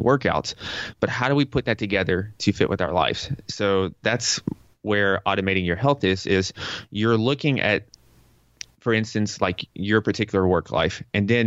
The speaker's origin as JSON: {"language": "English", "region": "Tennessee", "country": "United States", "also_born_or_lived": "New York", "moved": "as an adult", "said": "I'm from Tennessee, and Tennessee is very conservative compared to New York"}